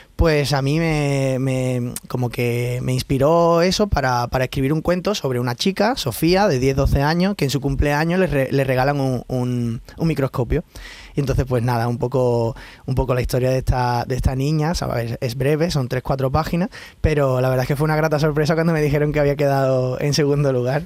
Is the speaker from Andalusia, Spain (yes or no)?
yes; Seville, Andalusia, Spain; moved away; yo me fui muy joven de Sevilla y, la verdad es que tengo, ahora cuando he vuelto a Sevilla